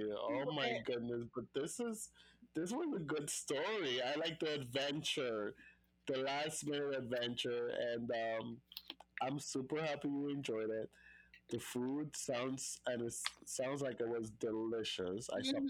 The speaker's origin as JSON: {"language": "English", "country": "U.S. Virgin Islands", "said": "I had issues with immigration before because, you know, I'm from the Virgin Islands and traveling from DR and coming to the United States and blah, blah, blah."}